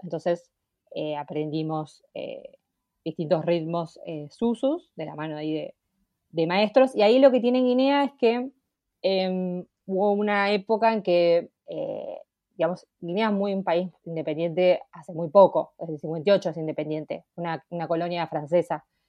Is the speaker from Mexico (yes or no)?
no; La Plata, Buenos Aires Province, Argentina; soy de La Plata